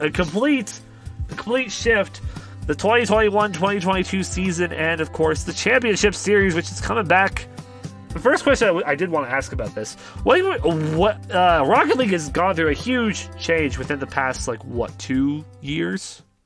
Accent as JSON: {"language": "English", "country": "Canada", "said": "we're Canadian"}